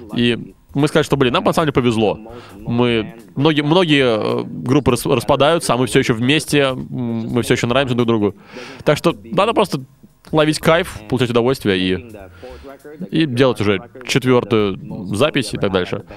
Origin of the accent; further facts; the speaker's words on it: Montreal, Quebec, Canada; я из, я из Монреаля